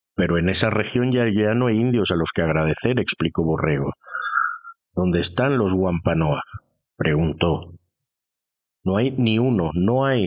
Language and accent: Spanish; Spain; como españoles nos sintamos orgullosos